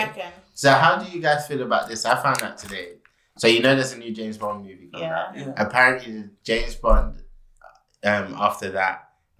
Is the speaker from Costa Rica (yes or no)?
no; Ghana; I'm Ghanaian.